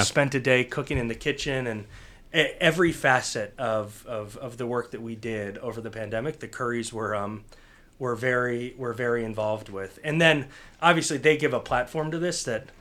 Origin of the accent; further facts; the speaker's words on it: Cincinnati, Ohio, United States; I was born in Cincinnati